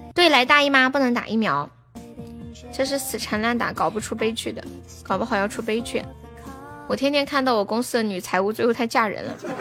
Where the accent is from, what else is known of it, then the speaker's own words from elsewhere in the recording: Sichuan, China; 我是四川人